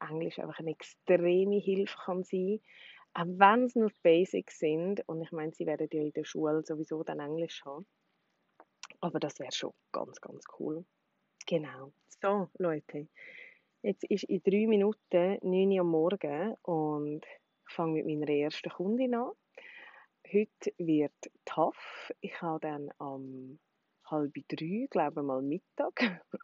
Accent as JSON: {"language": "German", "country": "Switzerland", "first_language": "Swiss German", "said": "ich glaube schon, dass Schweizerdeutsch natürlich auch meine Muttersprache ist und das einfach so ein bisschen flüssender, einfacher ist."}